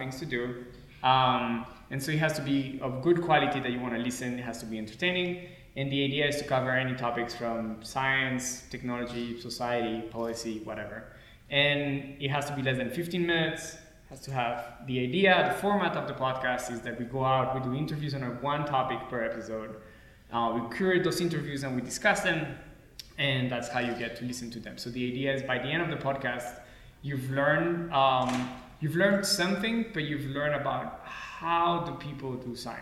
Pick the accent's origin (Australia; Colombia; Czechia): Colombia; moved away as an adult; also born or lived in France; now in Boulder, United States; So I was born in France, but I grew up mostly in Colombia.